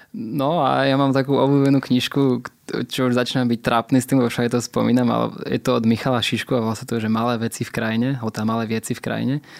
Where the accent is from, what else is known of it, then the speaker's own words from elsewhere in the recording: Poprad, Prešov Region, Slovakia; ja teda pochádzam z menšieho mesta, ja som z Popradu